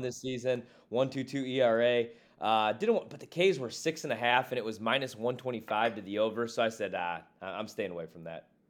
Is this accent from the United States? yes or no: yes; Midwest, United States; now in Washington D.C. area, United States; I'm from the Midwest